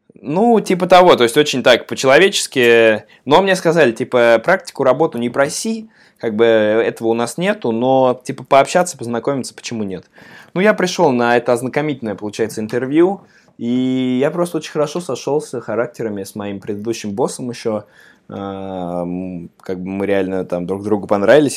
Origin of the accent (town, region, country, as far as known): Samara, Samara Oblast, Russia; moved away as an adult; now in New York, United States